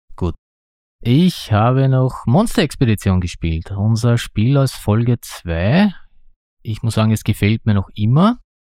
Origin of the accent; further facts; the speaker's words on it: Austria; ich bin ein Österreicher